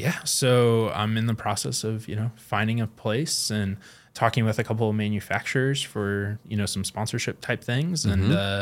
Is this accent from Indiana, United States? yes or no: yes; Kokomo, Indiana, United States; We're both from Kokomo.